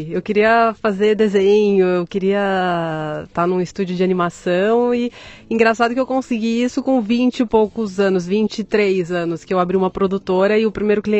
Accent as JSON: {"language": "Portuguese", "region": "São Paulo", "country": "Brazil", "tie": "born there", "said": "São Paulo."}